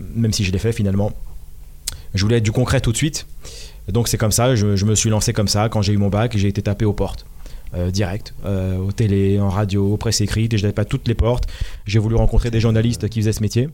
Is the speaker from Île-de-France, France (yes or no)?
yes; Malakoff, Île-de-France, France; also born or lived in Paris; Je suis né à Paris. J'ai grandi dans les Hauts-de-Seine à Malakoff